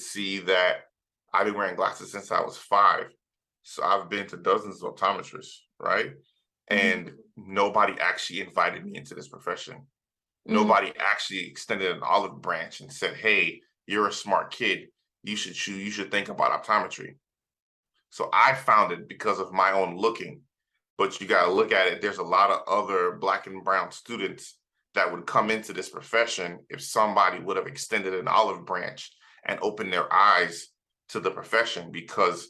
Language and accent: English; South Florida, United States; also born or lived in Trinidad, Trinidad and Tobago; I was born in Trinidad in the Caribbean. And then I grew up in South Florida